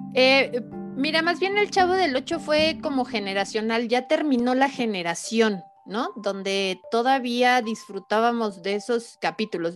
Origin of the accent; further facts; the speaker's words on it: Mexico; estoy muy orgullosa de ser mexicana